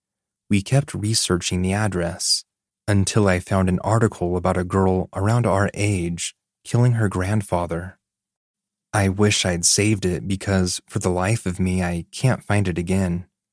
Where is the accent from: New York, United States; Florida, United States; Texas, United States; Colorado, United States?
Texas, United States; The first was when we were looking to move back to my hometown in Texas.